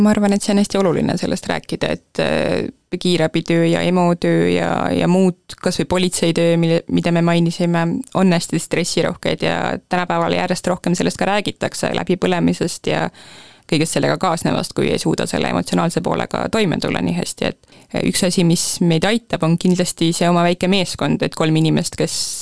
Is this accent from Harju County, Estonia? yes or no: no; Põltsamaa, Jõgeva County, Estonia; moved away as an adult; also born or lived in Tartu; mina olen Põltsamaal sündinud ja kasvanud, koolis käinud